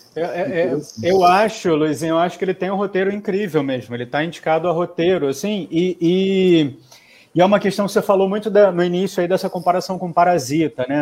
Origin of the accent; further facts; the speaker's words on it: Brazil; a gente, como brasileiro